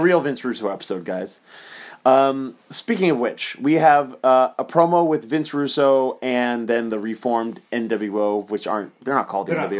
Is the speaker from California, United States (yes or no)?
no; Las Cruces, New Mexico, United States; We are from Las Cruces, New Mexico.